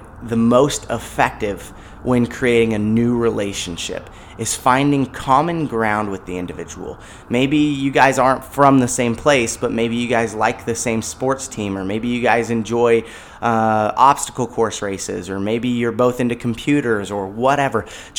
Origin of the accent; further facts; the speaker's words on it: California, United States; born there; I was born in California. I've never been displaced by a fire